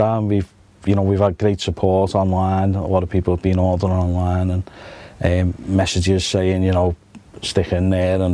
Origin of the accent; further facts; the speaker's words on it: Liverpool, North West England, United Kingdom; I'm born and bred in Anfield